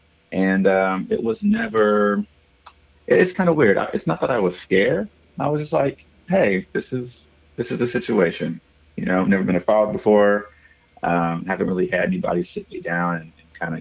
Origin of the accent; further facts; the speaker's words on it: Okmulgee, Oklahoma, United States; moved away as an adult; also born or lived in Norman, Oklahoma; now in Austin, United States; I was born in a small little country town just south of Tulsa called Okmulgee. Yes, Okmulgee, O-K-M-U-L-G-E-E. I was born and raised there.